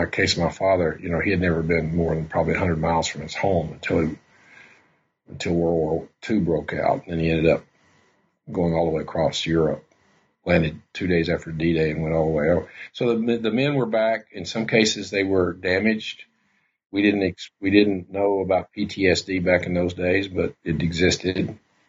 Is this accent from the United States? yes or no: yes; the South, United States; I'm fiddling around with another book in my head about growing up in the South in the 1950s and what that was like from the perspective of a kid.